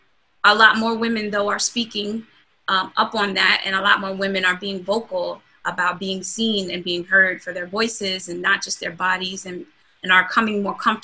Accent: Long Island, New York, United States; Growing up in Long Island, you know, I grew up in a predominantly mixed area

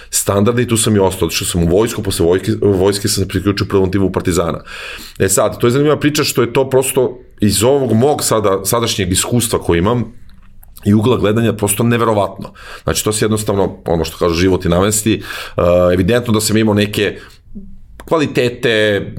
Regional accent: Zaječar, Zaječar District, Serbia; moved away as an adult; also born or lived in Belgrade / Greece; rođen u Zaječaru, ja sam tamo igrao odbojku u jednom malom gradskom klubu koji se zove Timok.

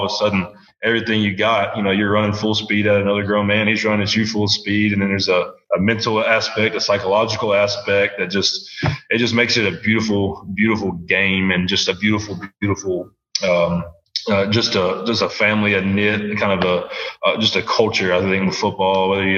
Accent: Laurinburg, North Carolina, United States; moved away as an adult; also born or lived in West Tennessee; my hometown of Laurinburg, North Carolina

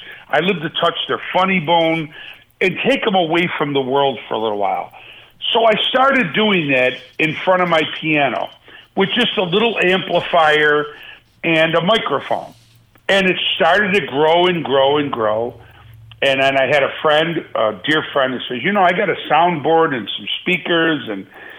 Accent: Buffalo, New York, United States; I love my hometown, man. I really do. And it'll always be, you know, back home to me. And for Buffalo to, after all these years, I mean, I lived there in the glory days of the Jim Kelly days

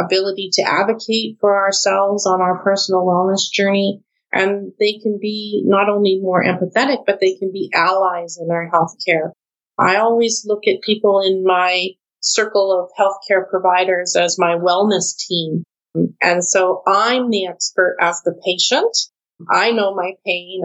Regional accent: Canada

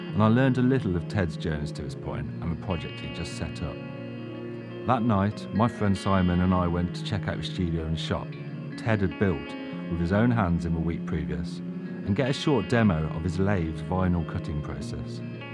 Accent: England, United Kingdom; I'm from England, UK.

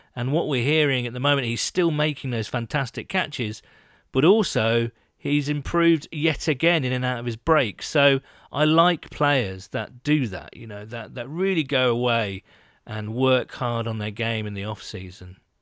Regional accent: United Kingdom; being British

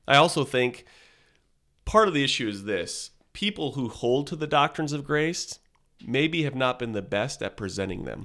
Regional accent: Southern California, United States; moved away as an adult; I grew up in Southern California

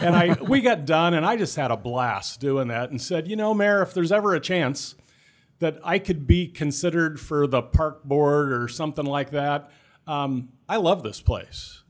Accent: Clarinda, Iowa, United States; also born or lived in Griswold, Iowa / Charles City, Iowa; I was born in Clarinda in Southwest Iowa. I graduated just, uh, high school just north of there in, in Griswold

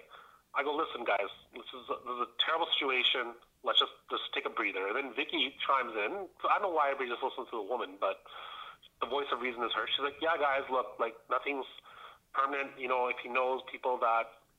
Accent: Edmonton, Alberta, Canada; I'm from Edmonton, I lived there 30 years.

